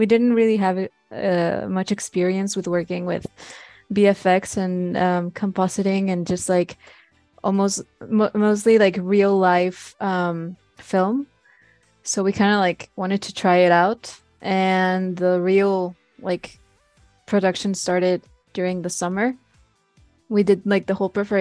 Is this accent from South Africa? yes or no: no; Mexico; also born or lived in Monterrey; we're all from Mexico